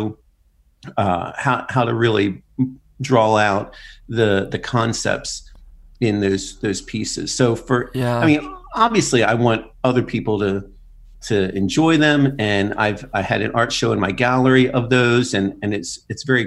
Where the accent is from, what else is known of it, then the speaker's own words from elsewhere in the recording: Philadelphia, Pennsylvania, United States; moved away as an adult; now in Lancaster, United States; I live there now. I'm from the Philly area.